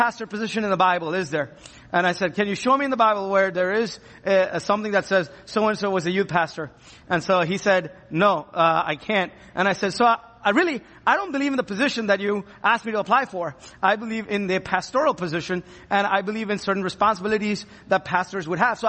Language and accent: English; India; now in Ann Arbor, United States; I am from India